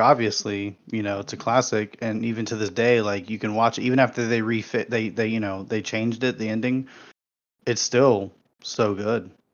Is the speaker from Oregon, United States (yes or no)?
no; San Antonio, Texas, United States; I grew up in San Antonio